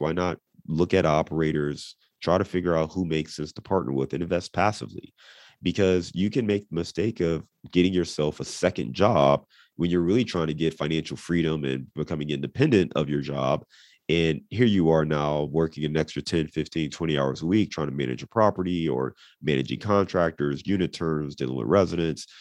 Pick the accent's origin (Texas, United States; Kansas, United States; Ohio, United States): Ohio, United States; Cleveland; moved away as an adult; also born or lived in Dayton / Chicago / Detroit; now in Cincinnati, United States; I was born and raised in Cleveland